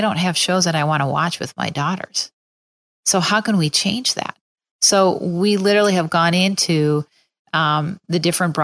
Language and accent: English; Minneapolis, Minnesota, United States; now in Chicago, United States; I have a lot of people that are still back in Minneapolis